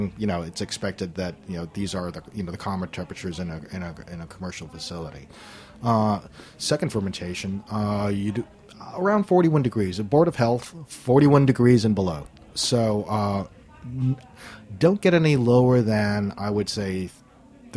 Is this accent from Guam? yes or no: yes; Guam; moved away; growing up on Guam